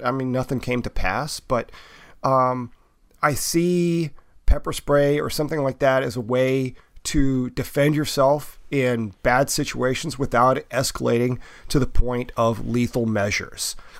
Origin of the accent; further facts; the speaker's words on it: the South, United States; I grew up in the South